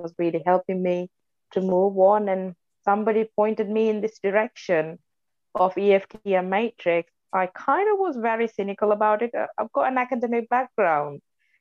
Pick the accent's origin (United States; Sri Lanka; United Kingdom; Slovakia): Sri Lanka; English is a second language; moved away as an adult; where I'm from, I was born and raised in Sri Lanka. I left Sri Lanka 13 years ago, so I was 28